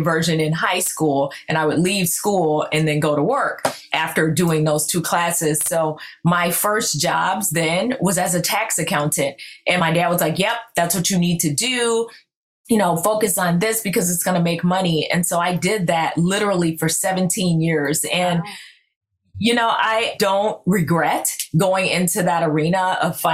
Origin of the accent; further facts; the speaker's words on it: Florida, United States; I'm born and raised in Florida